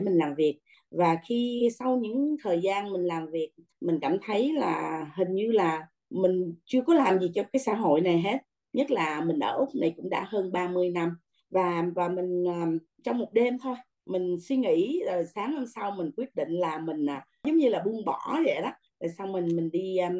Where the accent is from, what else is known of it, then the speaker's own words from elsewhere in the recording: Vietnam; moved away; người Việt Nam mình